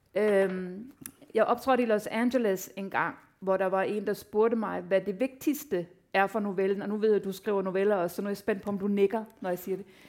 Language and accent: Danish; Denmark; jeg var den første dansker, der fik en novelle i The New Yorker